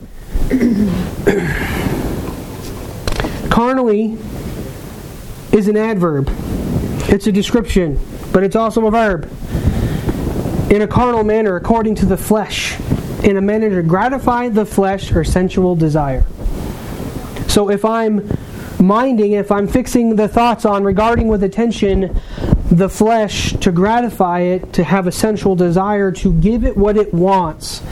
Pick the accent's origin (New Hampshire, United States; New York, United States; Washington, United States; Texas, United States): New Hampshire, United States; I'm from New Hampshire